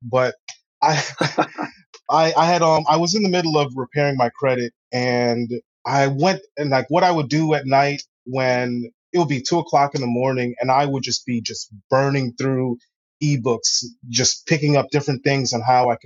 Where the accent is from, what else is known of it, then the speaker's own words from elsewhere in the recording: New York City, New York, United States; also born or lived in Springfield, Massachusetts; I grew up in Queens. I lived in Queens for pretty much most of my life